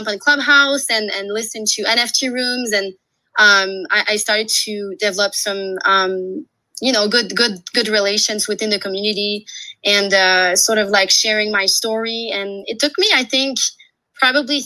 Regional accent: Quebec, Canada; also born or lived in Australia; now in Canadian Rockies, Canada; I'm a French-Canadian. So I'm from Quebec, and now I'm based in the Canadian Rockies.

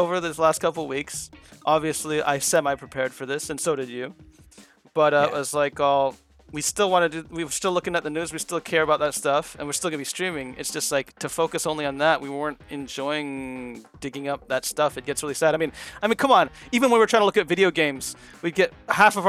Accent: United States; I'm from America

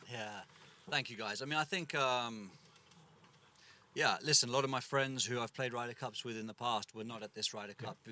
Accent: England, United Kingdom; as an English kid

